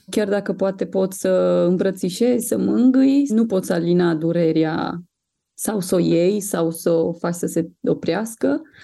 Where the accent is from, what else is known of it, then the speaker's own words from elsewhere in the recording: Sibiu, Sibiu County, Romania; noi suntem din Sibiu